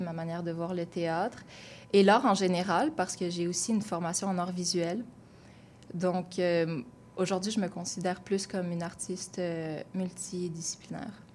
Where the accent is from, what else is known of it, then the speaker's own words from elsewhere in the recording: Gatineau, Quebec, Canada; moved away as an adult; now in Montreal, Canada; Je viens de Gatineau à la base, donc une banlieue. Euh, j'ai grandi sans avoir de personnes autour de moi qui me ressemblaient nécessairement